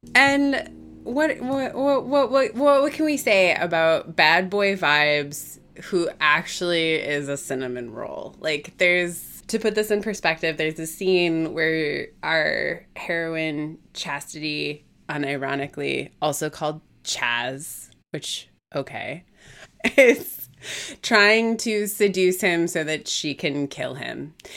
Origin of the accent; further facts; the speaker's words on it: Midwest, United States; as a Midwesterner